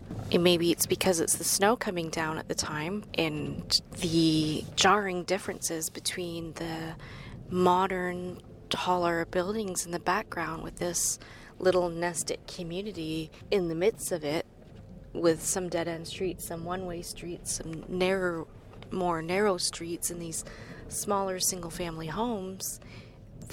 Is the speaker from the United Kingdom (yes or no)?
no; New Brunswick, Canada; I'm also from New Brunswick.